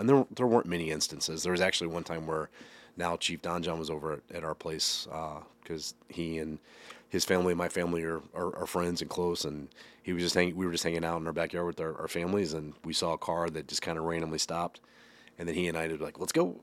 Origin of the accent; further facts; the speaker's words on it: Waterloo, Illinois, United States; also born or lived in Columbia, Illinois; I grew up kind of in the Monroe County area, started in Waterloo, and then from there we bounced to Columbia, moved there in eighth, my eighth grade year, went to high school there